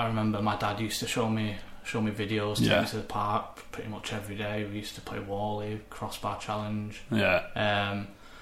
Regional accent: Oldham, North West England, United Kingdom; I was born in Chadderton, Oldham. So, obviously grew up there, went to school there

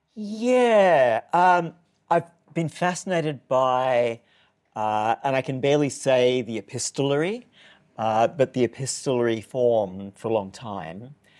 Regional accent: Newcastle, New South Wales, Australia; moved away; my hometown, which is Newcastle, New South Wales, the other Newcastle

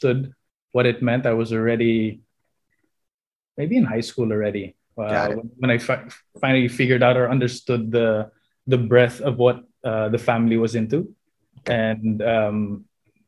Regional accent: Philippines; also born or lived in United States; So I was born in 80, came back here in 86, spent all the way through high school out here

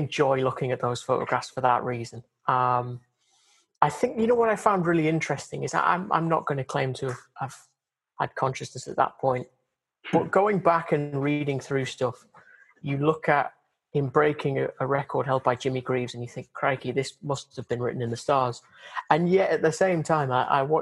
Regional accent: Durham, North East England, United Kingdom; also born or lived in Newcastle; I grew up in Durham but was born in Newcastle

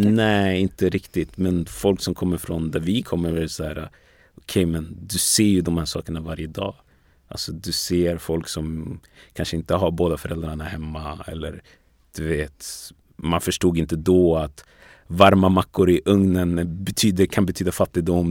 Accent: Västerås, Västmanland, Sweden; also born or lived in Ghana / Togo; jag är uppvuxen i Västerås mm. från början

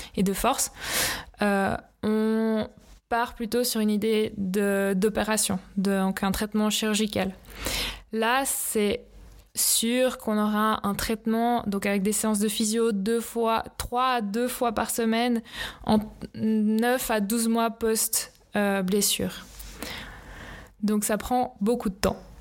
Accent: Lausanne, Vaud, Switzerland; also born or lived in Leukerbad; j'ai fait mes études à Loèche-les-Bains, mais j'ai grandi ici à Lausanne

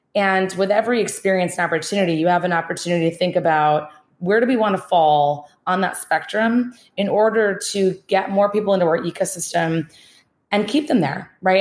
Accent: Minnesota, United States; accent: Midwest; moved away as an adult; also born or lived in Boston; being born and raised in Minnesota, uh, two houses down from a farm

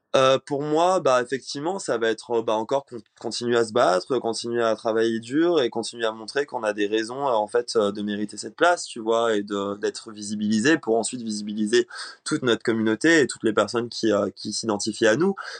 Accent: Réunion; moved away; J'ai grandi à La Réunion, donc euh, je viens d'une euh, île, les elle est loin, c'est une île française.

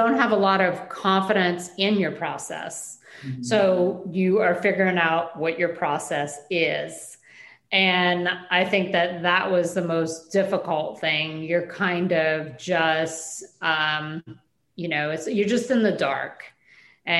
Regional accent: Cajun Louisiana, United States; my grandmothers, and who were, you know, Cajun French speaking family who have never left this area since their ancestors came over from France

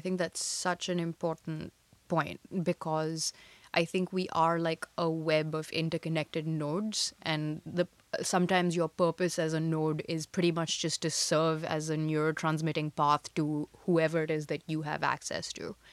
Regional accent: India; moved away as an adult; also born or lived in United States / China; I was born and raised in India, and above everything else, I'm Indian

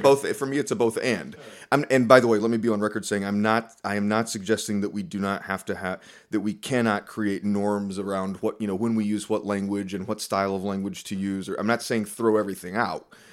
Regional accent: North Carolina, United States; moved away; I grew up in North Carolina

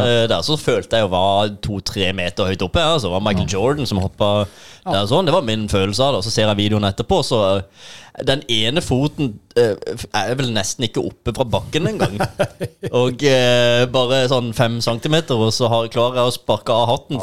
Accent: Sørlandet, Norway; Vi er muligens litt ekstra vage her i måten å formulere oss på

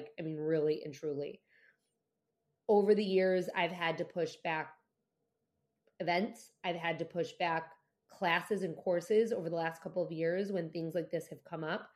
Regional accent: United States; as an American citizen

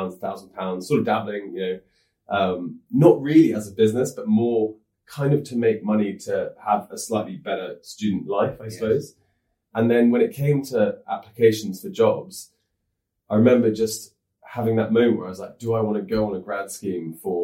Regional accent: near Kingston, London, United Kingdom; I grew up in like near Kingston.

